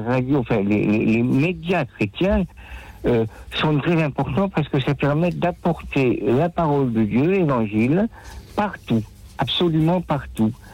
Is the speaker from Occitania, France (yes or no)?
yes; Nîmes, Occitania, France; accent: l'accent de Nîmes; now in Paris, France; je suis à Paris, je suis âgé, bon, euh, je suis originaire de Nîmes